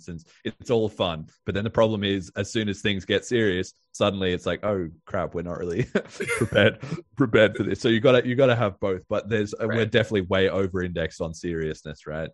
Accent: Australia; I'm Australian

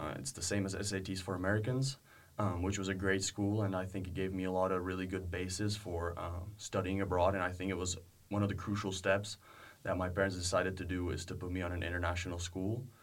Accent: Prague, Czechia; English is a second language; Um, I'm 22 years old. I'm currently a senior at uh, William Woods University, and I'm um, from here. I'm from Pra

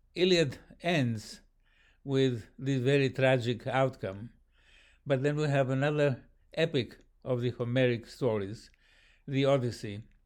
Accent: Athens, Attica, Greece; in Athens, my hometown.

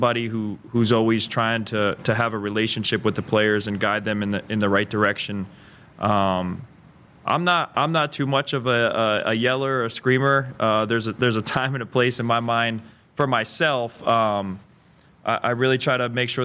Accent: Allentown, Pennsylvania, United States; moved away as an adult; now in Lincoln, United States; I'm from Pennsylvania, Allentown, Pennsylvania, about an hour north of Philadelphia

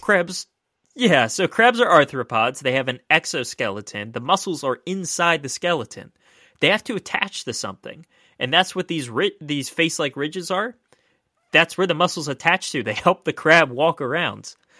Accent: Maryland, United States

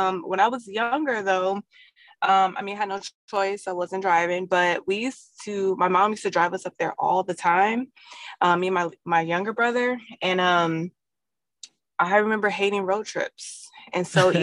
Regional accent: San Diego, California, United States; also born or lived in Hayward, California; I was born in the Bay, but San Diego raised me.

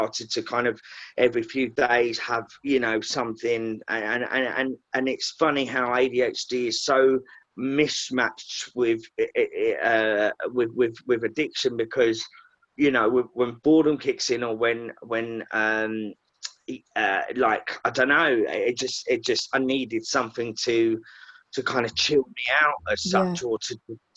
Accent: Essex, East of England, United Kingdom; moved away as an adult; also born or lived in Liverpool; I'm from Essex

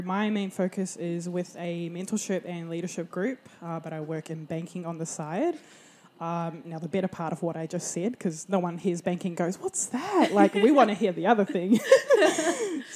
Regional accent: Porirua, Wellington, New Zealand; also born or lived in Hawke's Bay, New Zealand; now in Brisbane, Australia; I grew up in Porirua, Wellington

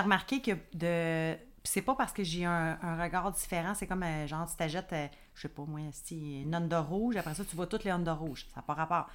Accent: Quebec, Canada; je suis québécoise

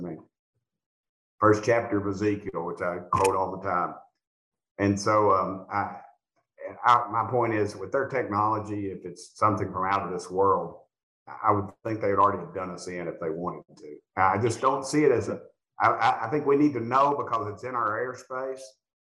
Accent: Southern United States, United States; accent: Southern; my Southern accent

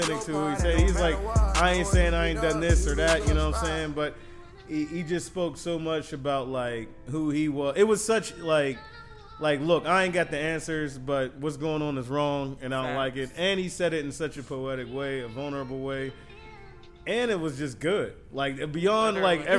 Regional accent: Pittsburgh, Pennsylvania, United States; my hometown, Pittsburgh

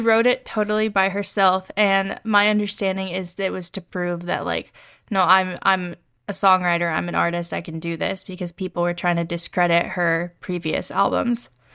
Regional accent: the South, United States; we grew up in the South

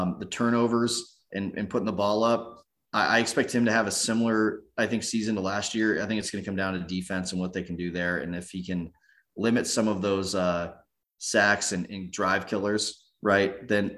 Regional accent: Southern California, United States; I grew up in Southern California and we would go down to Chargers games

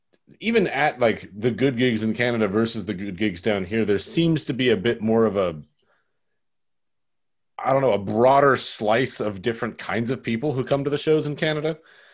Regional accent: New Mexico, United States; moved away; I grew up in New Mexico where there just wasn't really a scene.

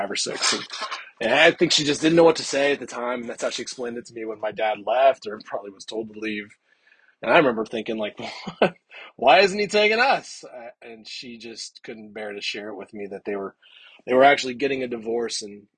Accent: California, United States; born there; I guess that technically means I'm from California, which makes me automatically cooler.

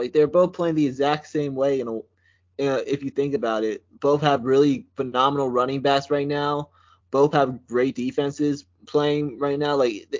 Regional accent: New Jersey, United States; I'm from South Jersey. So I be in Philly.

